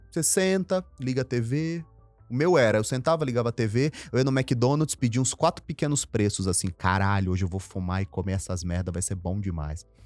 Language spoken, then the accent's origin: Portuguese; Northeast Region, Brazil; Eu tenho muitos na minha família assim. Eu vim do Nordeste.